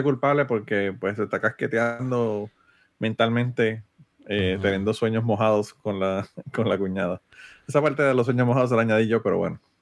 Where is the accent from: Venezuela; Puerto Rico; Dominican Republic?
Puerto Rico; Utuado; mi pueblo de Utuado